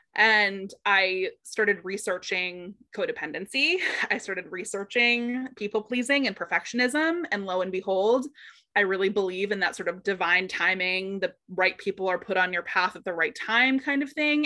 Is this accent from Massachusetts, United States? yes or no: yes; Boston, Massachusetts, United States; I'm originally from Boston, so the Massachusetts area